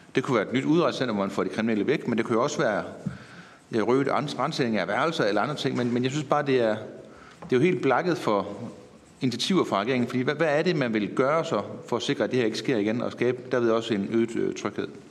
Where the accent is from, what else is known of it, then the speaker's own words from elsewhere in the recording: Herning, Central Denmark Region, Denmark; Altså jeg er jo selv fra Herning af.